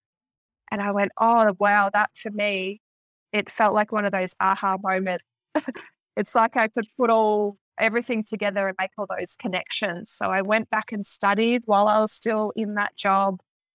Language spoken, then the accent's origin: English; Victoria, Australia; I'm from Victoria